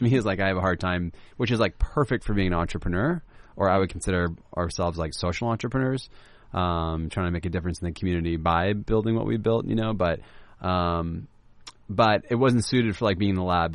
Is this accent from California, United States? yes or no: yes; Laguna Beach, California, United States; I grew up in Laguna Beach